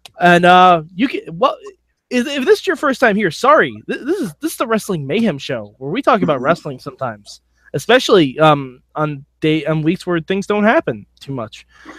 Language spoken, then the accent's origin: English; Poughkeepsie, New York, United States; from Poughkeepsie, New York.